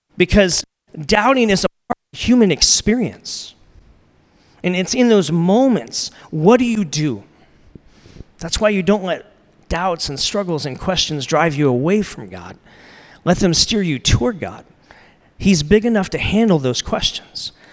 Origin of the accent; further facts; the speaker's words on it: United States; I'm American